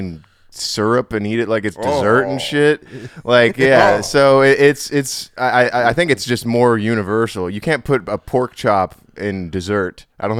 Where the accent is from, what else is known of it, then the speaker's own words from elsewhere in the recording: Hawaii, United States; moved away; also born or lived in Michigan; I'm from Hawaii originally, and then met David in college in Michigan, and then we moved out here.